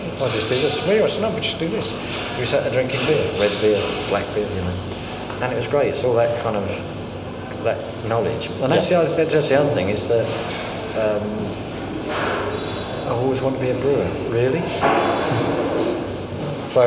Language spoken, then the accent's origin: English; London, United Kingdom; I'm a Londoner